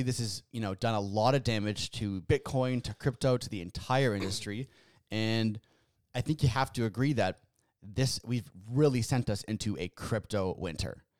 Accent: Canada; we're Canadian here

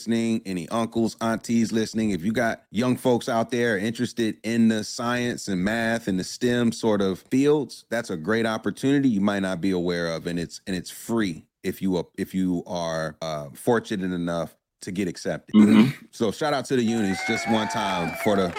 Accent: Durham, North Carolina, United States; I grew up in Durham

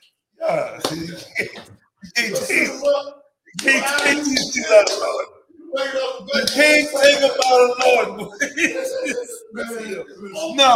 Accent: Washington, District of Columbia, United States; I grew up on Benning Road, right there

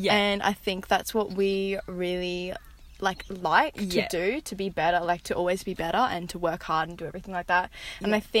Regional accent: Queensland, Australia; I am from Queensland. I'm an Aussie girl. Obviously, you can tell by my accent. I have 5 people in my household, my parents, my little siblings, little sister and little brother. I'm a Catholic girl

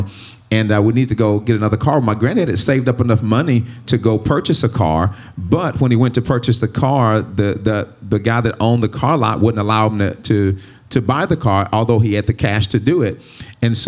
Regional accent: Greenwood, Mississippi, United States; I grew up in Greenwood, Mississippi

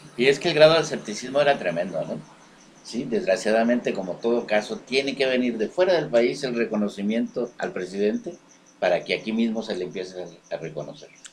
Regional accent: Mexico; yo como ciudadano mexicano

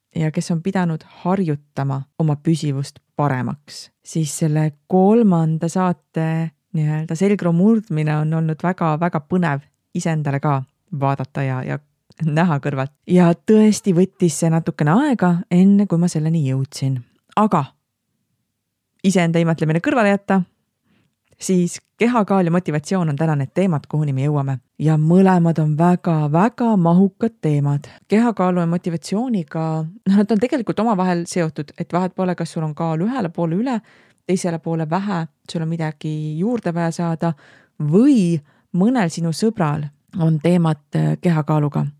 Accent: Estonia; me oleme eestlased

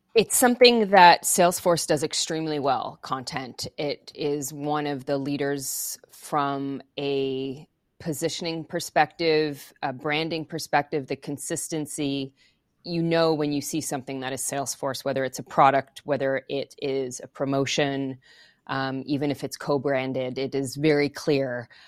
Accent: Montreal, Quebec, Canada; first language English; growing up in Montreal, I speak French and English

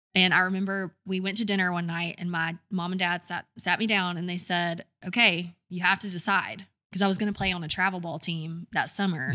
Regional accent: Douglasville, Georgia, United States; moved away as an adult; also born or lived in Alabama; now in Birmingham, United States; I'm, I'm from Georgia, right outside of Atlanta, twenty miles west of Atlanta, in a little town called Douglasville

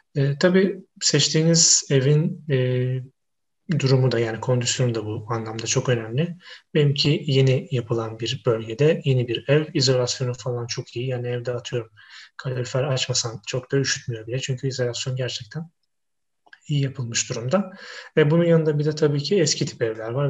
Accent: Istanbul, Turkey; moved away as an adult; now in Wrocław, Poland; ben İstanbulluyum

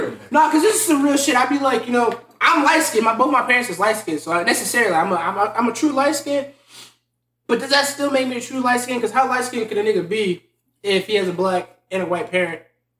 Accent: United States; I'm from America.

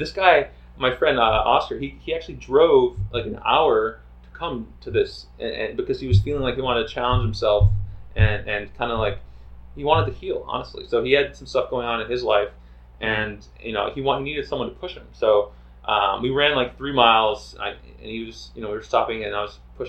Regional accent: Texas, United States; I was born in Texas

